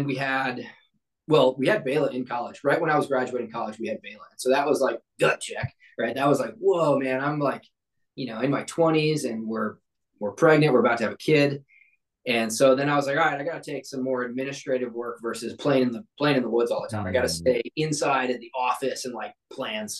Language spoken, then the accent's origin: English; St. Louis, Missouri, United States; I grew up in Missouri. I grew up in St. Louis